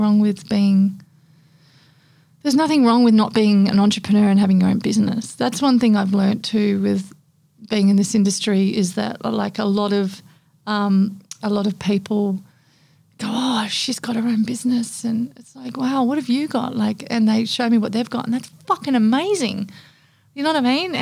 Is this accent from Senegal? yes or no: no; Papua New Guinea; moved away as an adult; also born or lived in Australia / Indonesia; now in Gold Coast, Australia; growing up in Papua New Guinea for 21 years and then moving to Australia and then moving to Indonesia